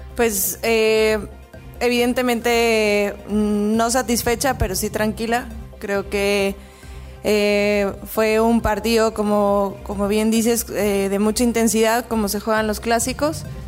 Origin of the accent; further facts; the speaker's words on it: Venezuela; para mí, como venezolana